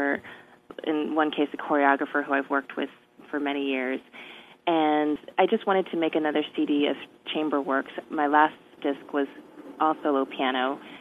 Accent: Merrillville, Indiana, United States; also born or lived in North Dakota; I grew up in Merrillville, Indiana, which is about an hour away from Chicago

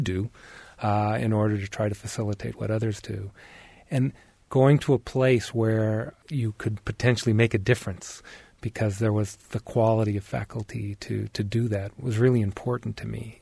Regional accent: Detroit, Michigan, United States; also born or lived in Oregon; now in Bloomington, United States; I was born in Detroit, Michigan, and so I'm actually returning back to where I was actually born

